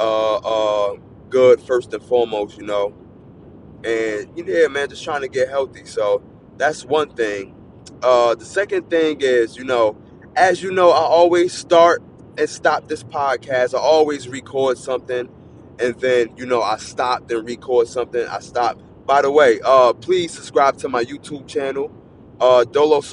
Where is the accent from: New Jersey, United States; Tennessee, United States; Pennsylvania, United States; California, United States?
New Jersey, United States; I'm from New Jersey.